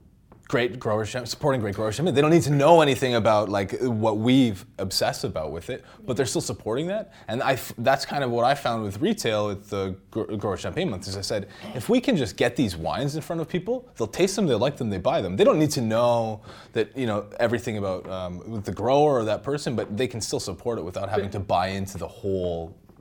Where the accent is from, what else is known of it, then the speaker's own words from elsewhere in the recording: Saskatchewan, Canada; I'm from Saskatchewan. I can't not pronounce that S.